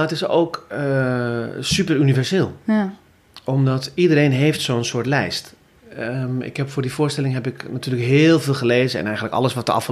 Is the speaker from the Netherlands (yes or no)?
yes; Groningen, Netherlands; now in Rotterdam, Netherlands; Ik kom uit Groningen.